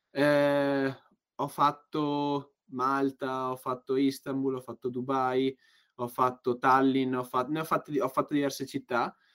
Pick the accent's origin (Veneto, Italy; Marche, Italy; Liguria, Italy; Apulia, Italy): Veneto, Italy; Padua; comunque, da Padovano